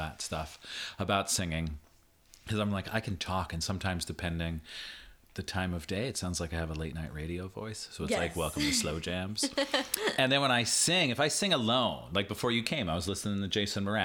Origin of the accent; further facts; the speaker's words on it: the Poconos, Pennsylvania, United States; I grew up in the Poconos